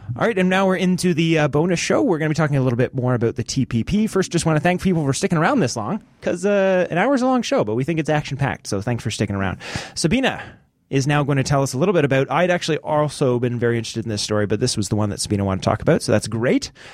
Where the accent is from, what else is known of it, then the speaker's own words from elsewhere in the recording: Canada; mine as a Canadian's